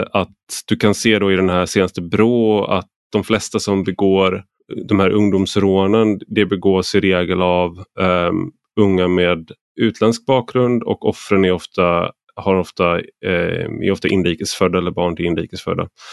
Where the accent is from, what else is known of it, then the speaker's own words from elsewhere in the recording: Gothenburg, Västra Götaland, Sweden; jag är uppvuxen i Majorna